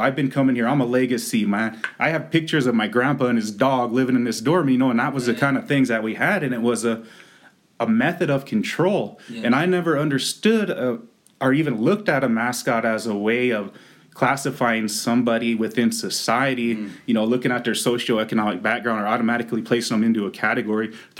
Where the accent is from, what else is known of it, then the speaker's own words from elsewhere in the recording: Pine Ridge, South Dakota, United States; moved away as an adult; also born or lived in Dartmouth; growing up in Pine Ridge